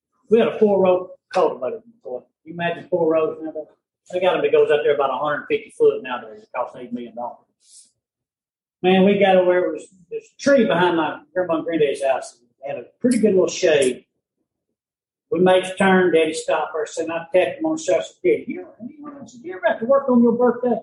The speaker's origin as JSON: {"language": "English", "town": "Spring Valley", "country": "United States", "said": "I'm from Spring Valley"}